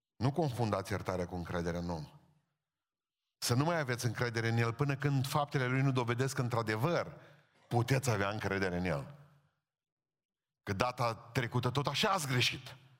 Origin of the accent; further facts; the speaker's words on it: Romania; suntem români